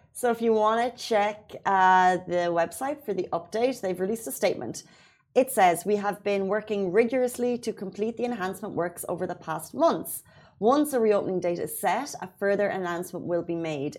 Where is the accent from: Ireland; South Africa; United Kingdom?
Ireland; now in Dubai, United Arab Emirates; as Irish people